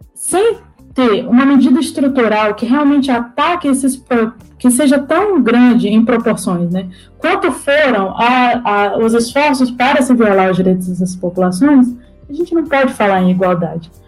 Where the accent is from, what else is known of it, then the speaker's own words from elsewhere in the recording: Acre, Brazil; also born or lived in Brasília / New York; Sou acriana, né, original da Amazônia